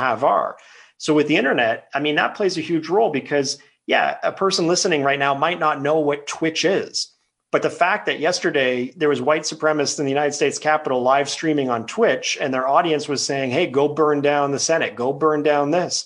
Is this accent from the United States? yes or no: no; Quebec, Canada; now in British Columbia, Canada; I'm a British Columbian, but I'm a Quebecer by birth. And as an Anglophone Quebecer, I grew up in a time where I had friends who were both Francophone and Anglophone.